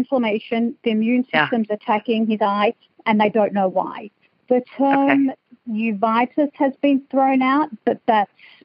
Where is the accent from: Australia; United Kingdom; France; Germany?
Australia; now in Las Vegas, United States; I'm originally from Australia